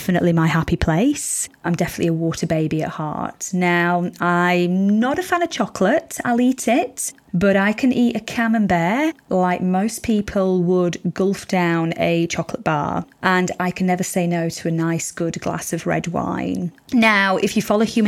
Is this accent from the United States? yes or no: no; Yorkshire and the Humber, United Kingdom; moved away as an adult; also born or lived in Spain; now in Sydney, Australia; I was born in Spain, bred in Yorkshire, and now living in somewhat sunny Sydney.